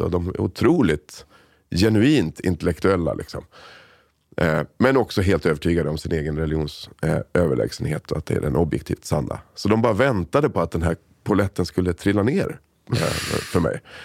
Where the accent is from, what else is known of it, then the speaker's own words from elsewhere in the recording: Sollentuna, Stockholm County, Sweden; also born or lived in Solna; föddes i Solna, växte upp i Sollentuna. Så jag är liksom helt svensk, uppväxt i Sverige.